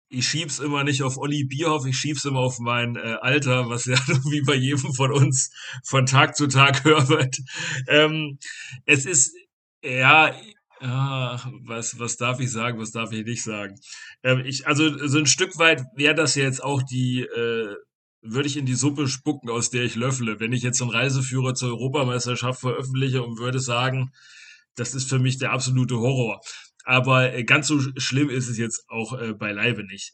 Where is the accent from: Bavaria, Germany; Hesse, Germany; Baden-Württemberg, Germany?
Hesse, Germany; Rotenburg an der Fulda; Rotenburg an der Fulda, das ist meine Heimat